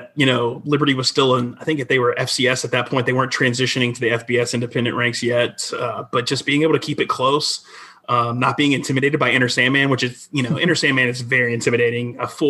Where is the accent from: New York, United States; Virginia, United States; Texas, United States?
Virginia, United States; Midlothian; also born or lived in North Carolina; grew up just outside of Richmond and Midlothian, a great spot. Went to Manchester High School